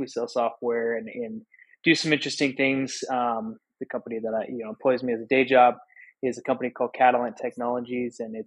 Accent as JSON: {"language": "English", "town": "Sheridan", "region": "Wyoming", "country": "United States", "tie": "born or raised there", "moved": "as an adult", "said": "my hometown of Sheridan, Wyoming"}